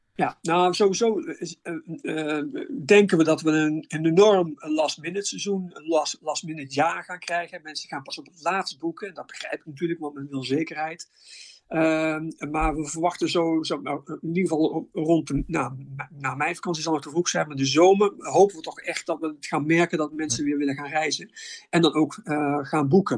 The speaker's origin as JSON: {"language": "Dutch", "country": "Netherlands", "said": "wij zijn als Nederlander"}